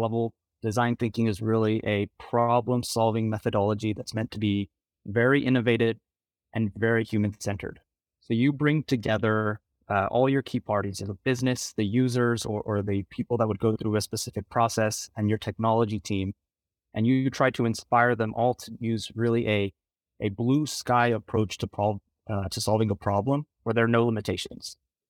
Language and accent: English; Texas, United States; now in New York City, United States; I'm originally from the Rio Grande Valley, Texas, and currently based out of New York City.